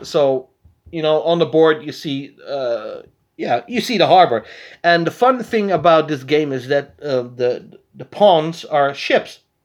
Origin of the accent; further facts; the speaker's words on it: Netherlands; We're from Holland.